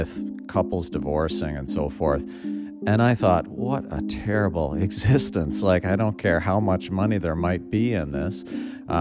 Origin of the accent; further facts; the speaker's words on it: Prince Edward Island, Canada; Born and raised on Prince Edward Island